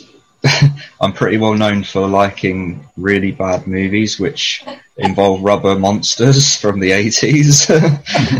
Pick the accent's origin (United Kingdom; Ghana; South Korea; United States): United Kingdom; London; I was raised in East Finchley in North London